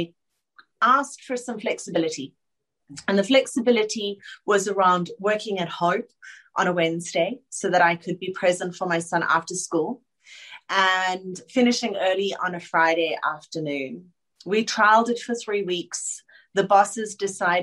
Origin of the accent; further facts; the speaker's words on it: Johannesburg, Gauteng, South Africa; moved away as an adult; now in Sydney, Australia; I am a girl that was born and bred in Joburg